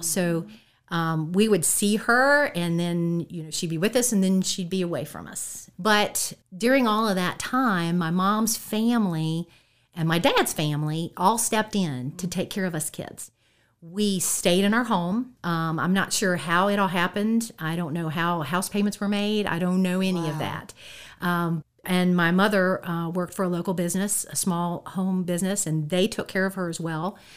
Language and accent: English; Harrisonburg, Virginia, United States; I've been here in the Valley uh, the whole time